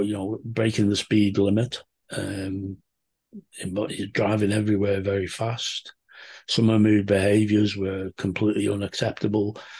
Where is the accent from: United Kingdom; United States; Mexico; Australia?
United Kingdom; Liverpool, North West England; I'm from Liverpool in the U K